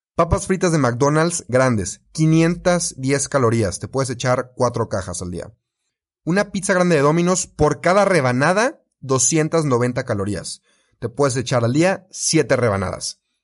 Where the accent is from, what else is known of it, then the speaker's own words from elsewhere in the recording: Mexico; yo soy de México